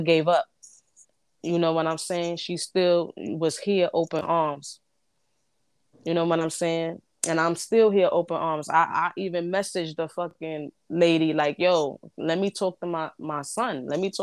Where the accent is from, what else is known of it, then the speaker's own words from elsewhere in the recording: New York, United States; I was raised in Brooklyn